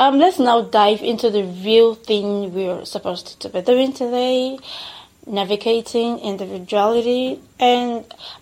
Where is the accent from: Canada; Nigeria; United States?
Nigeria; accent: Nigerian; my Nigerian accent.